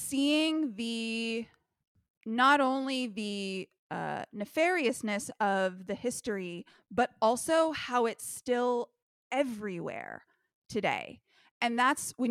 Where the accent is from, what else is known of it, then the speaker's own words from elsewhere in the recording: California, United States; growing up in the California school system